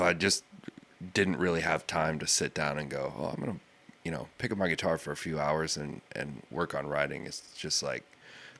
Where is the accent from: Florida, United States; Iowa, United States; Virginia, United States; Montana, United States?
Iowa, United States; Manson; moved away; I grew up in Manson